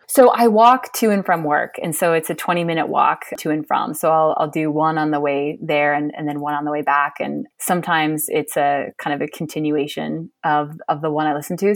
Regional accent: Montana, United States; I'm from Montana, fifth generation. I've lived here a lot of my life, not all of my life, but most of it.

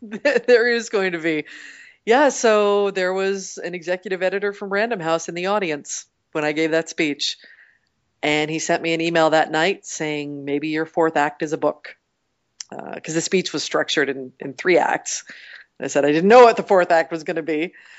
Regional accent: Portland, United States; moved away; I grew up in Portland and my parents still live there

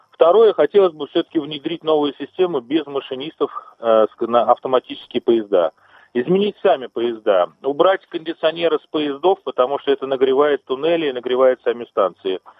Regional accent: Moscow, Russia; Ну, я москвич и метро пользуюсь самостоятельно уже с 6 лет, наверное, даже раньше немножко.

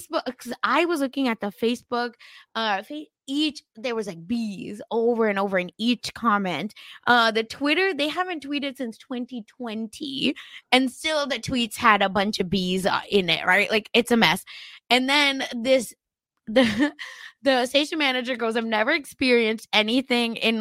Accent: Oklahoma, United States; born or raised there

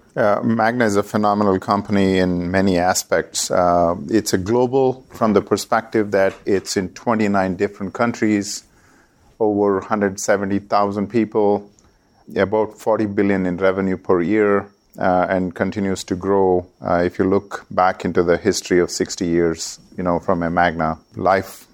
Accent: India; moved away as an adult; also born or lived in Oklahoma, United States; I was coming from India

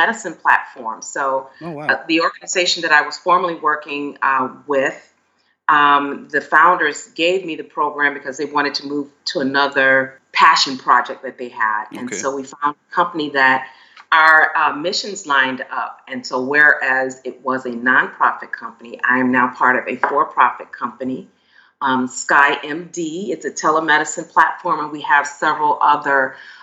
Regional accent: Chicago, Illinois, United States; moved away as an adult; now in San Diego, United States; I was born and raised in Chicago.

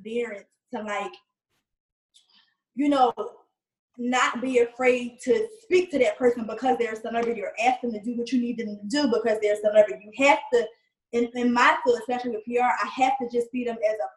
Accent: Philadelphia, Pennsylvania, United States; moved away as an adult; now in Atlanta, United States; growing up in Philadelphia

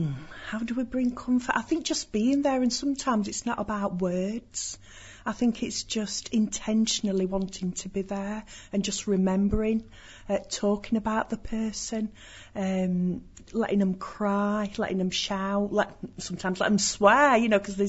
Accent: Yorkshire and the Humber, United Kingdom; Well, being a Yorkshire lass, you know, I think we're just very welcoming.

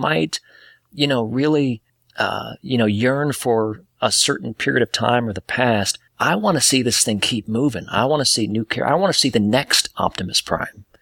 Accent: Detroit, Michigan, United States; now in Atlanta, United States; I was born in Detroit, Michigan

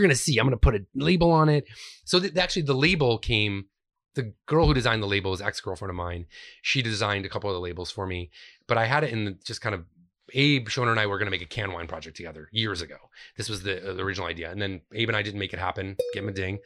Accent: Finger Lakes, New York, United States; moved away as an adult; also born or lived in Rochester, New York / Cleveland, Ohio; I grew up in the Finger Lakes

